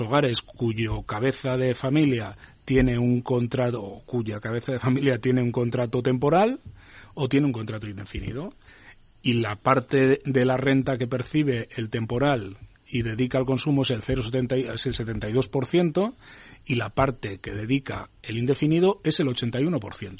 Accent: Basque Country, Spain; Yo vengo de Euskadi

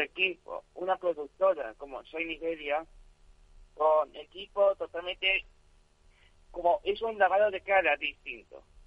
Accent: El Puerto de Santa María, Andalusia, Spain; yo no soy sevillano, soy gaditano.

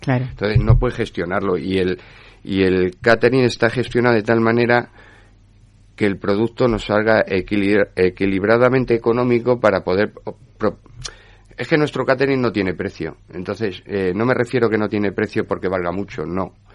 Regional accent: Spain; soy el único español

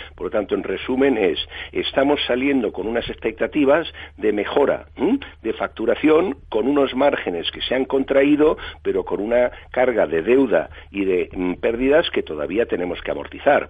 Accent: Spain; somos los españoles

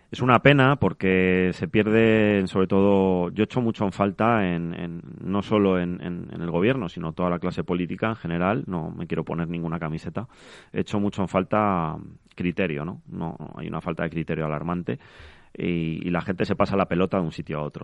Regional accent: Madrid, Community of Madrid, Spain; yo vengo de Carabanchel, que es un barrio del sur de Madrid, al cual adoro

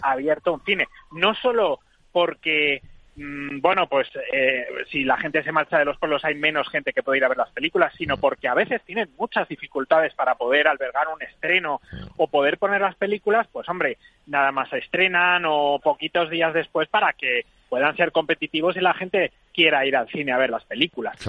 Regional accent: Cuéllar, Castile and León, Spain; en Cuellar, en la mm. provincia de Segovia, que es mi pueblo.

